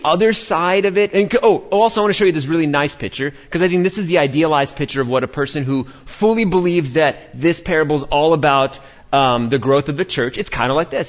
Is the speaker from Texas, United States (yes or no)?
no; New York, United States; born and raised in New York